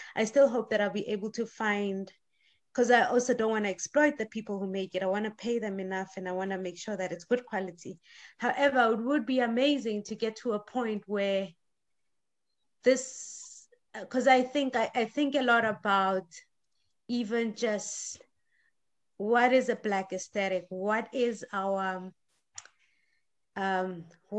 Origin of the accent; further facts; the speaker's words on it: South Africa; moved away as an adult; now in Sweden; I'm coming from South Africa